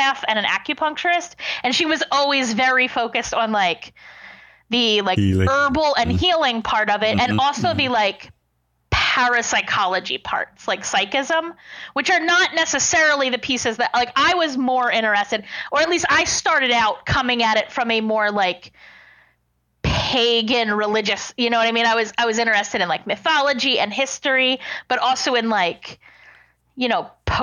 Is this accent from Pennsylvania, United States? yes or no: yes; Lancaster, Pennsylvania, United States; moved away as an adult; also born or lived in Delaware; now in Pittsburgh, United States; I grew up in Lancaster, Pennsylvania, which is known as like Amish country